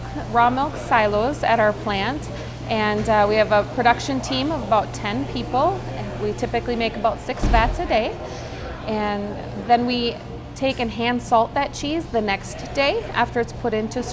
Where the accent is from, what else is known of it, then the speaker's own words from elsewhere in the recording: Faribault, Minnesota, United States; also born or lived in Twin Cities, Minnesota; I was born and raised in Faribault, home of the Caves of Faribault now